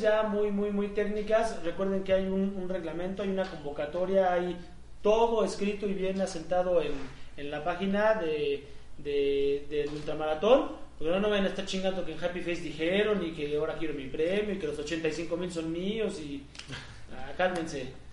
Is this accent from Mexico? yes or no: yes; Mexico; ya sé que somos mexicanos